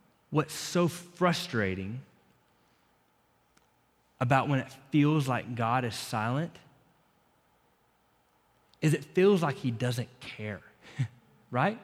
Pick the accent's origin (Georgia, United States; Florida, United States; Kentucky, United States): Florida, United States; now in Lubbock, United States; growing up in Florida, in the winter here